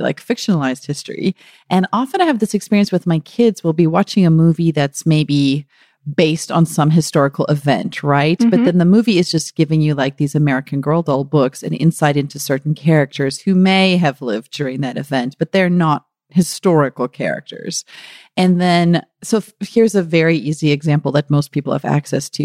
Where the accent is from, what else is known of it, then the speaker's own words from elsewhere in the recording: KwaZulu-Natal, South Africa; I was born in KwaZulu-Natal, so the Zulu nation has always been very important to my father